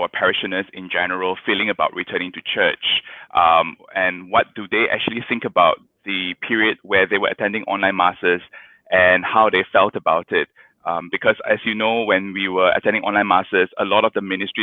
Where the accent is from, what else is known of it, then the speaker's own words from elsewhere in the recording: Kajang, Selangor, Malaysia; I grew up in Kajang